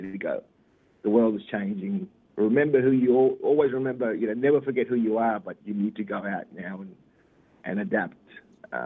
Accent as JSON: {"language": "English", "town": "Normanton", "region": "Queensland", "country": "Australia", "tie": "born or raised there", "said": "growing up in the Gulf, that's where my mother's from, so I grew up around amazingly strong women."}